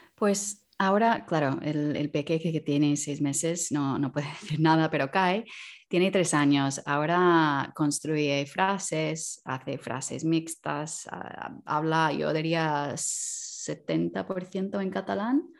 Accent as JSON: {"language": "Spanish", "country": "Canada", "second_language": "Spanish", "moved": "as an adult", "lives_now": "Barcelona, Spain", "said": "soy de Canadá. Desde hace casi 12 años que, vivo en, España, en Barcelona."}